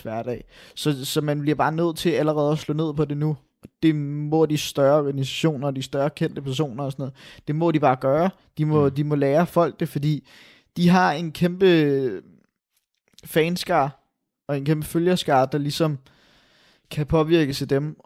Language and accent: Danish; Denmark; vi er jo fra Danmark